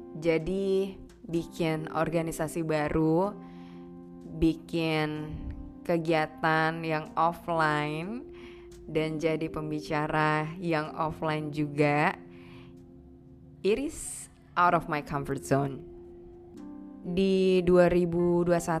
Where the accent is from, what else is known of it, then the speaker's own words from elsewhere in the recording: Aceh, Indonesia; aku lahir, besar, dan tinggal di Aceh